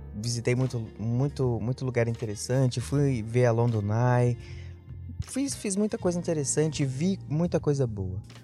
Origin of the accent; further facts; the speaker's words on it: São Paulo, Brazil; Nunca tinha via-, nunca, nunca saí de São Paulo. Eu sou de São Paulo.